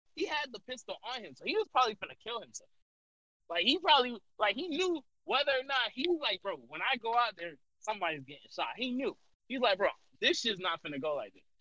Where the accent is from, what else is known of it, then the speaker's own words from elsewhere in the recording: United States; I'm an American